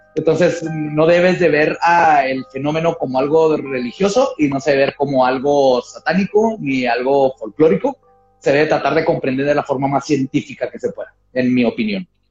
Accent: northern border, Mexico; first language Spanish and English; acá en la frontera. Por ejemplo, yo que crecí viendo tele en inglés, porque aquí en la tele abierta este, tenemos más canales en inglés que no, que en español.

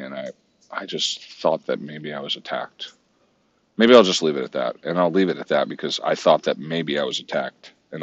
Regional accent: Santa Cruz, California, United States; it was recorded in my hometown.

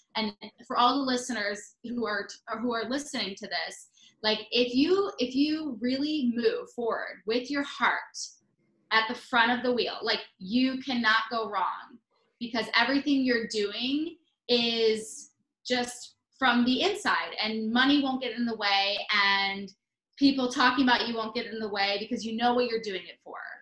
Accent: Michigan, United States; moved away; growing up in Michigan

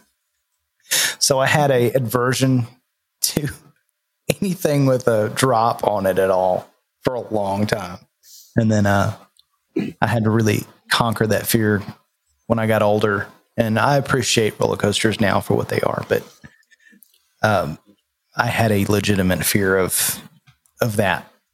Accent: Nashville, Tennessee, United States; I'm from Nashville

